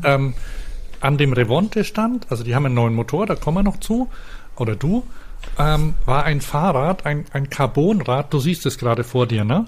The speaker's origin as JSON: {"language": "German", "area": "Franconia", "region": "Bavaria", "country": "Germany", "said": "bei uns in Franken"}